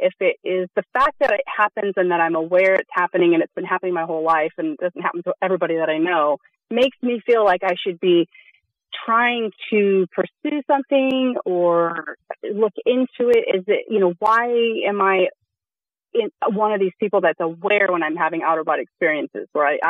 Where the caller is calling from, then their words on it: Sonoma County, California, United States; I'm calling from Sonoma County.